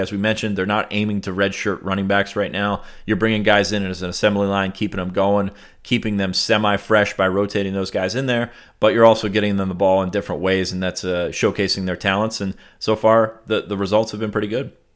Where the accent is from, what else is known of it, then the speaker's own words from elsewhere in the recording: Southern Pennsylvania, United States; moved away; I'm from Southern Pennsylvania